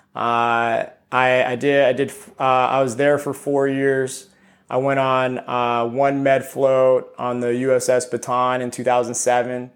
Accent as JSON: {"language": "English", "town": "Ontario", "region": "California", "country": "United States", "tie": "born or raised there", "also_born_or_lived": "Costa Rica / Chino Hills, California", "said": "I grew, I grew up in Ontario, California for, for a good amount"}